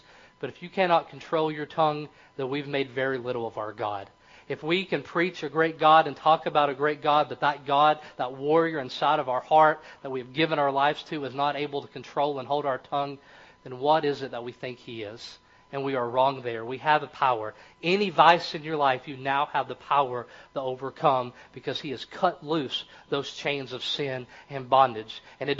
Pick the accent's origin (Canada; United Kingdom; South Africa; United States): United States; Kentucky; accent: Kentucky; Or in my place, it discovers that I am from the country. I talk, I sound like I'm from Kentucky.